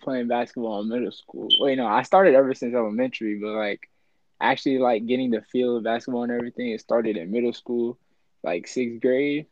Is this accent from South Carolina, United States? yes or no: no; Winter Haven, Florida, United States; I am from Winter Haven, you know, Florida, born and raised